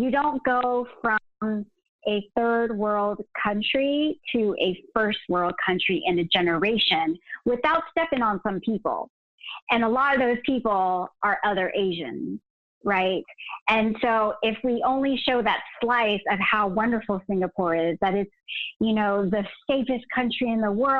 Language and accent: English; United States; the East-West sort of bicultural nature of like us growing up in the States or living in the States